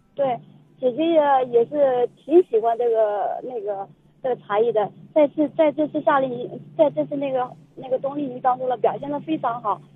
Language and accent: Chinese; China; 我们作为一个中国人，呃，土生土长的